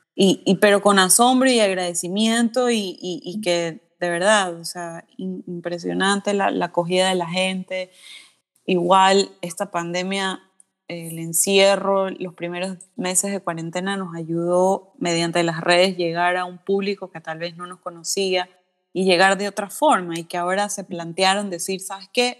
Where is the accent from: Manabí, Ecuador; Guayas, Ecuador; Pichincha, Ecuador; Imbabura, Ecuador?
Guayas, Ecuador; Guayaquil; soy de Guayaquil